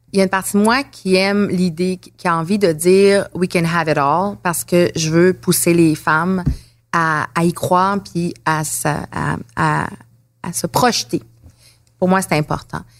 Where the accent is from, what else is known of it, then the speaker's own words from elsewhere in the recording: Abitibi, Quebec, Canada; je viens de l'Abitibi